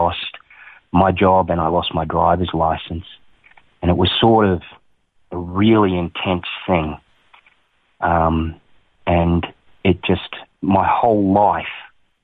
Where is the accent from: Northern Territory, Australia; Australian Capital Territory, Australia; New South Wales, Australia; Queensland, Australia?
Queensland, Australia; Townsville; also born or lived in Toowoomba; I was born in Toowoomba, and I was raised in Townsville.